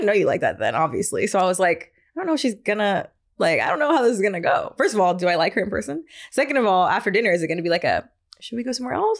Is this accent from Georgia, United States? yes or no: yes; Atlanta, Georgia, United States; also born or lived in Brooklyn / Harlem; now in New York City, United States; I'm from the burbs of Atlanta.